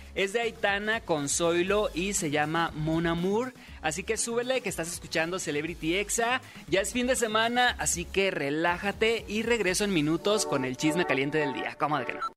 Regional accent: Sinaloa, Mexico; soy locutor sinaloense

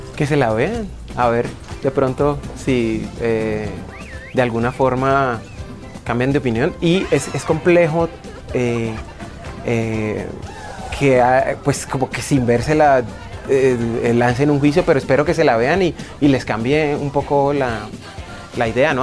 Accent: Cali, Valle del Cauca, Colombia; Yo soy caleño

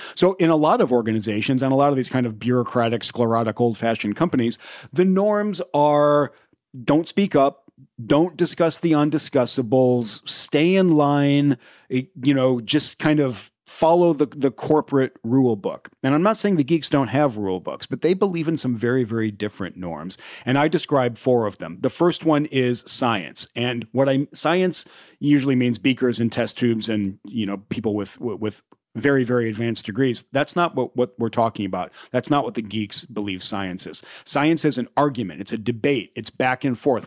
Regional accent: Indiana, United States; I grew up in the middle of the country in Indiana

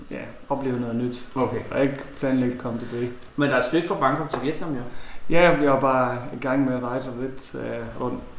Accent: Alloa, Scotland, United Kingdom; Ja, min lille by, lille landsby, det hedder Alloa.

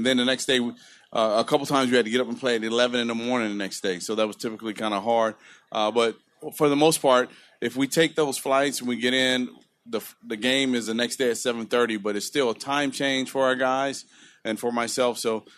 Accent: Compton, California, United States; I grew up in Compton.

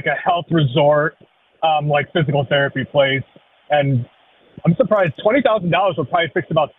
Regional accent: Dansville, New York, United States; I grew up in Dansville as well, just like Mike there.

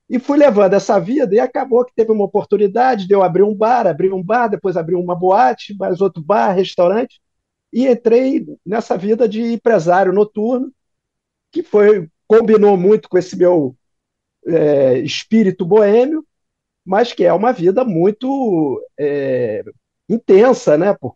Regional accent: Rio de Janeiro, Brazil; É, eu sou carioca, né?

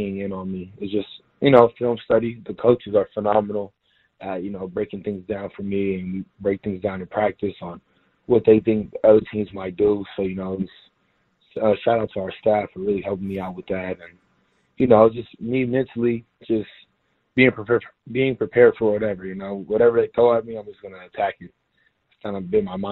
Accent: Houston, Texas, United States; moved away as an adult; now in San Diego, United States; I was from Houston

